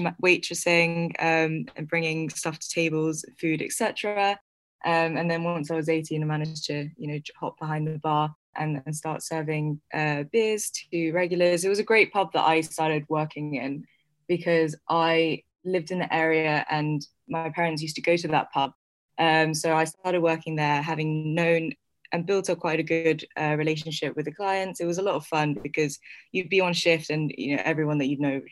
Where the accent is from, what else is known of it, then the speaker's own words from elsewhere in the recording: London, United Kingdom; also born or lived in New York; So I was actually born in New York. I moved to London when I was less than a year old. So I grew up in London.